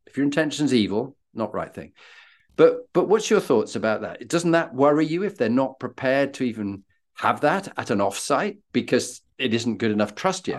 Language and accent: English; Yorkshire and the Humber, United Kingdom; being a Yorkshireman